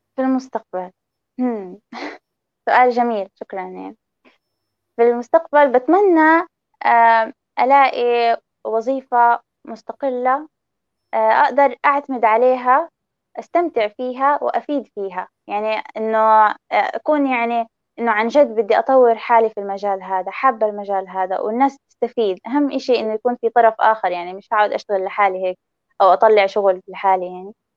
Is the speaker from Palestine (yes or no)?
yes; Palestine; هويتي أنا فلسطينية مش إسرائيلية